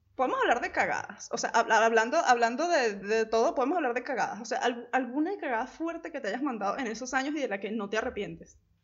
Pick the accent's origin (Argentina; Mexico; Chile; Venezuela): Venezuela; La Guaira; moved away as an adult; also born or lived in Caracas; Yo soy de La Guaira, que está como a dos horas de Caracas